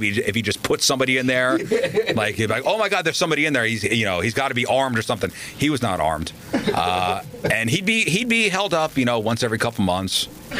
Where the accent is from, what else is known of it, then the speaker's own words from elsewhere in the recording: Queens, New York, United States; I was born in Queens, Flushing, Queens.